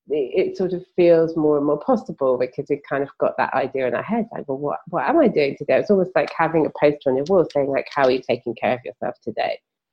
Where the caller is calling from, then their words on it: London, United Kingdom; I'm podcasting from London, in the UK.